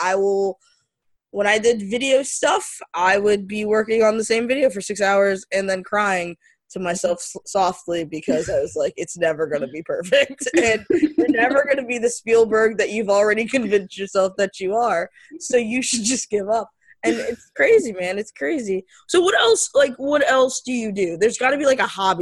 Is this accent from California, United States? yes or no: no; Florida, United States; I'm from Florida